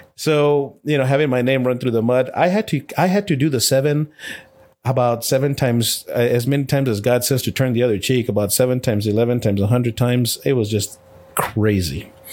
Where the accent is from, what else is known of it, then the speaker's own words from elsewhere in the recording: El Paso, Texas, United States; I was born and raised in El Paso, Texas, to a single parent